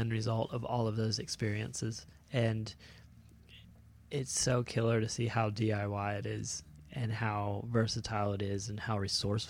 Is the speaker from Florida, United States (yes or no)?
yes; Florida, United States; growing up in Florida is just, you know, there's a handful of cool shapers and stuff